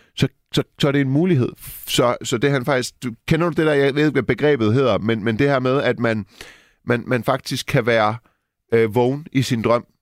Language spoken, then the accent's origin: Danish; Silkeborg, Central Denmark Region, Denmark; jeg er fra Silkeborg